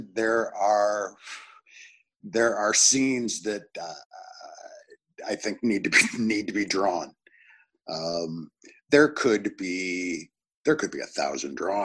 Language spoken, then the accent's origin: English; Northern Illinois, United States; also born or lived in Chicago; I grew up in Northern Illinois.